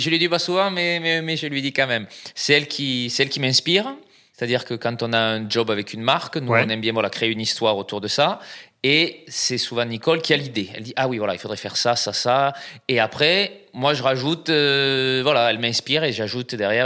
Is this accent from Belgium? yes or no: no; south-west France, France; also born or lived in Brazil; now in Paris, France; ça s'entend aussi, euh, je viens du, sud-ouest